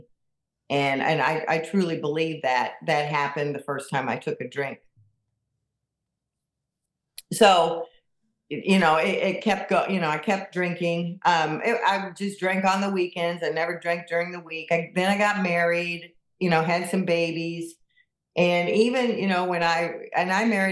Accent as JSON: {"language": "English", "town": "Kansas City", "region": "Missouri", "country": "United States", "tie": "born or raised there", "also_born_or_lived": "Michigan", "moved": "as an adult", "said": "I was born and raised in Kansas City, and I moved to the state of Michigan in 1990, and I lived there for 31 years."}